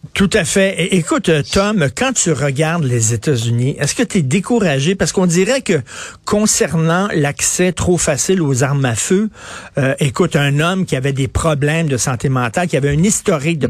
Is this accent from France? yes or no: no; Canada; moi, je suis un Canadien, je suis pas un Américain